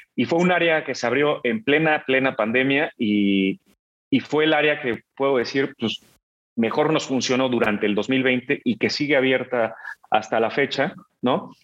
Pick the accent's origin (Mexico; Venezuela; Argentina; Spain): Mexico; en mi país